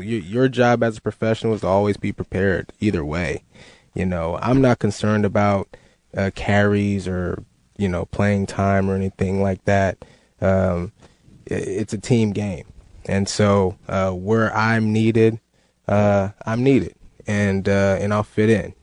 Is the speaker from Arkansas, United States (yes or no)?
no; Northern California, United States; I was in Northern California, my close to my hometown there